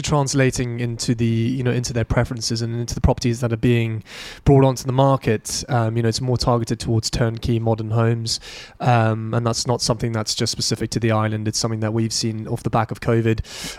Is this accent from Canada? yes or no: no; United Kingdom; a lot of the clients that I deal with day-to-day are based back home in the UK.